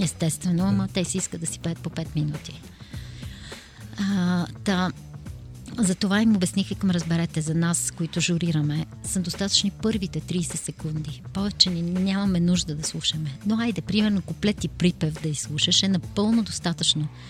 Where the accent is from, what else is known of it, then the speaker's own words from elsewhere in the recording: Bulgaria; ние сме горди, че сме българи